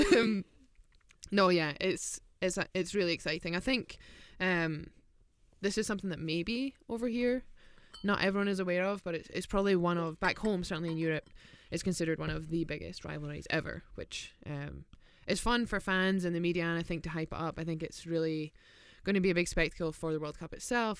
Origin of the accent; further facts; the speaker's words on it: Scotland, United Kingdom; from Scotland